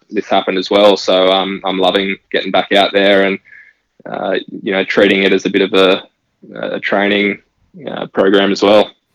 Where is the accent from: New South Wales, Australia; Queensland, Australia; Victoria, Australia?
Queensland, Australia; Gold Coast; growing up on the Gold Coast, it's such a big part of um, life here is surrounded by water